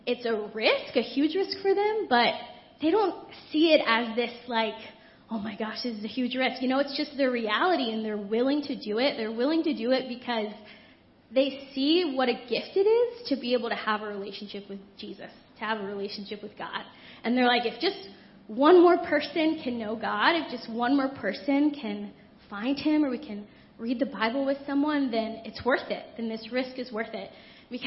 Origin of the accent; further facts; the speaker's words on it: United States; I grew up in America where I could do so many things